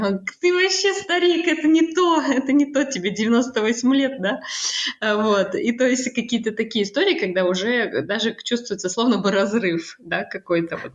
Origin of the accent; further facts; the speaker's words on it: Kazakhstan; moved away as an adult; now in France; Я родилась э, в Казахстане, и там же я училась э, на переводчика